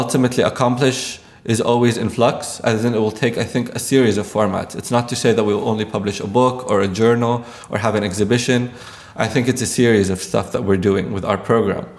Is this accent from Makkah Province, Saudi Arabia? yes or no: yes; Jeddah, Makkah Province, Saudi Arabia; I was born and raised in Jeddah